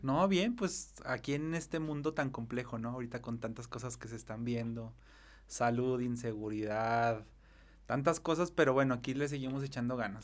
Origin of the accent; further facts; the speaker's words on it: Zacatecas, Mexico; me puedo describir como un ciudadano muy, como muy arraigado, muy apasionado de su ciudad. Soy, soy un enamorado de Zacatecas, del estado y más de la capital